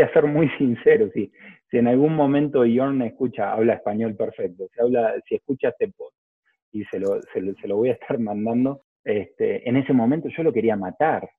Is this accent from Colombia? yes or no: no; Lomas de Zamora, Buenos Aires Province, Argentina; la Universidad de Lomas de Zamora, de, que es de la zona de donde soy